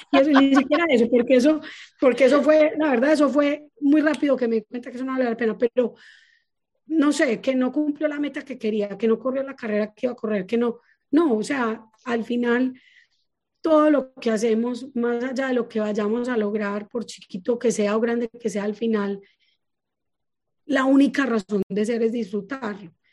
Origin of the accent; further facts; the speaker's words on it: Paisa, Antioquia, Colombia; accent: paisa; soy muy paisa